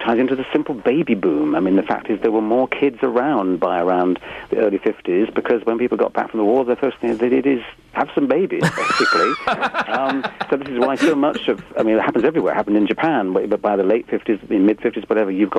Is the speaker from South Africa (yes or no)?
no; United Kingdom; as a British person speaking here